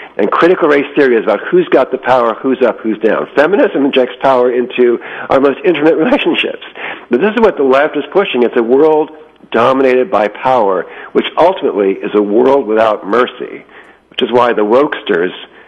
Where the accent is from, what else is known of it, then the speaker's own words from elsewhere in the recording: United States; for other Americans